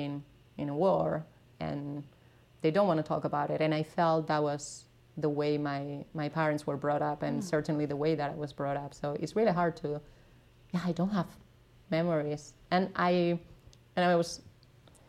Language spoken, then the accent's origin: English; Navarre, Spain; first language Spanish; English is a second language; moved away as an adult; also born or lived in New York; now in Berlin, Germany; my hometown in the north of Spain